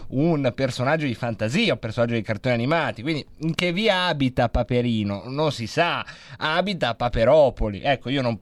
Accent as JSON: {"language": "Italian", "town": "Varese", "region": "Lombardy", "country": "Italy", "said": "Infatti, quando ci capita di dover dire che siamo di Varese, diciamo sempre Niar Milano per quelli che sono all'estero, vicino Milano, sopra Milano per chi invece è italiano."}